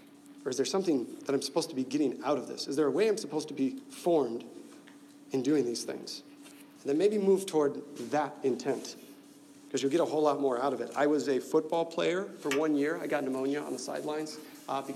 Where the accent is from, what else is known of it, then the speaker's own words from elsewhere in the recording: Nebraska, United States; I'm from Nebraska